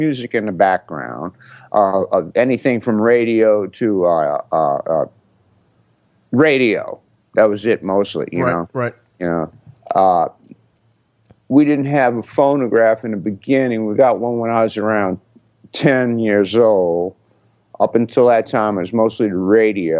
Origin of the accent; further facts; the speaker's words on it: New Orleans, Louisiana, United States; growing up in New Orleans